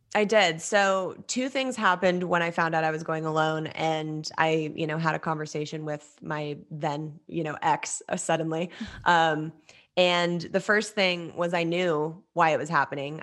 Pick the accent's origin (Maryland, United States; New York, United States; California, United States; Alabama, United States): California, United States; Los Angeles; I grew up in Los Angeles, uh, born and raised